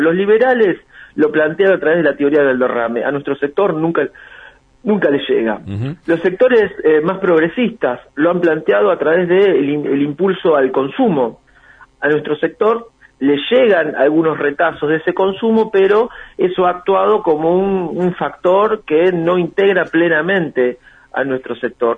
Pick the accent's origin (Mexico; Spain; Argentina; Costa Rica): Argentina